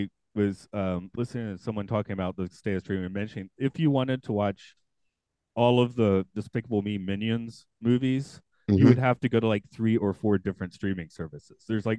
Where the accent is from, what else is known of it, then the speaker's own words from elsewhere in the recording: Atlanta, Georgia, United States; I'm from Atlanta